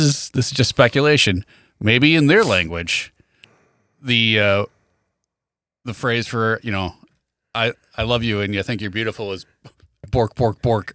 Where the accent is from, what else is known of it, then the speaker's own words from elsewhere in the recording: Wilmington, United States; I am from Wilmington